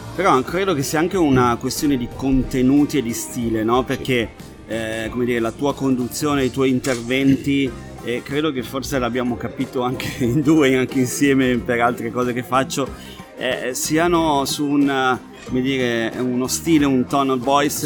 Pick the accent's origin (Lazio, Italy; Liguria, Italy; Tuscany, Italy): Liguria, Italy; io sono ligure